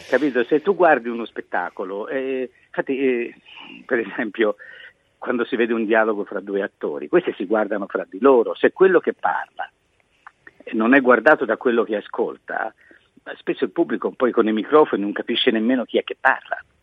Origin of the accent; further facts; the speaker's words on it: Florence, Tuscany, Italy; io sono di Firenze, la mia città